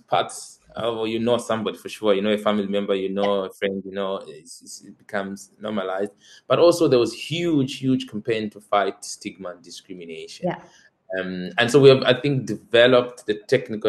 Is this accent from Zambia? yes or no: yes; Zambia; moved away as an adult; now in Amsterdam, Netherlands; growing up in Zambia